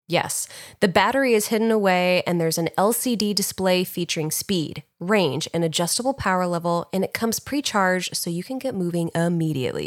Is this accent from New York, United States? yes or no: yes; New York, United States; I was in New York, where I was actually born